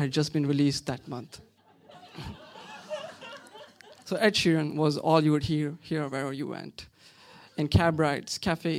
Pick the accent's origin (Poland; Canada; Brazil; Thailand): Thailand; Pattaya, Chonburi; She grew up in Sharjah in the UAE. I grew up in Pattaya in South Thailand.